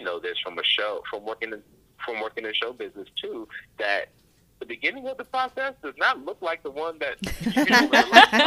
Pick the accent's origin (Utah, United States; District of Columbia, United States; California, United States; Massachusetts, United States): District of Columbia, United States; Washington; also born or lived in Baltimore, Maryland; I was born in Baltimore, raised in the D.C. area